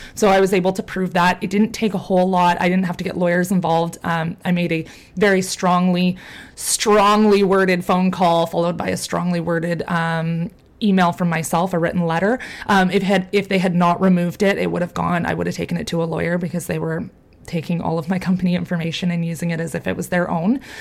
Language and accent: English; Canada; I'm from Canada